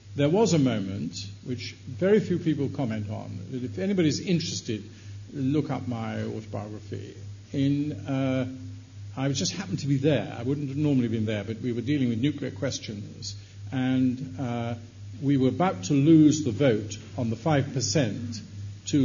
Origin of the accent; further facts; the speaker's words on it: Wales, United Kingdom; I speak as a Welshman